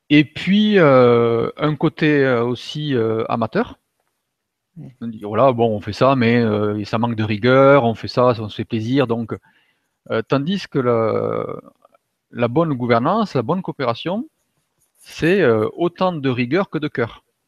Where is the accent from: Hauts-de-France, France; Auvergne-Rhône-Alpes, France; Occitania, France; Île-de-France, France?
Occitania, France; Toulouse; moved away as an adult; also born or lived in Germany; revenir à Toulouse, donc, qui, est, ma région d'origine